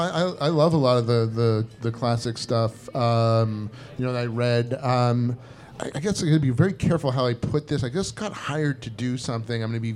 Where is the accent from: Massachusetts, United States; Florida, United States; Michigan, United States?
Massachusetts, United States; Natick; because I grew up in Natick.